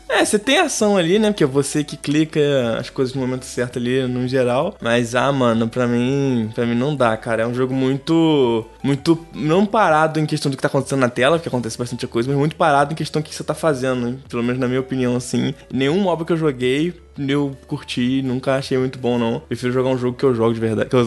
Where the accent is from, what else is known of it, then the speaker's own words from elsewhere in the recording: Rio de Janeiro, Brazil; Pros cariocas eu sou fluminense, mas para pro resto que tá lá fora, eu sou carioca